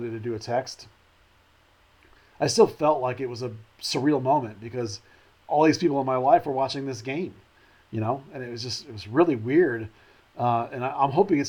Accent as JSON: {"language": "English", "town": "Arlington", "region": "Texas", "country": "United States", "tie": "born or raised there", "said": "growing up in Arlington."}